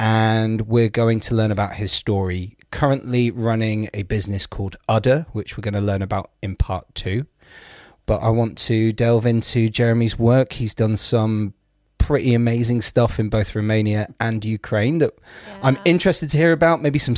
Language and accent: English; Bournemouth, South West England, United Kingdom; born there; people might not know this about me, but I was born in Bournemouth.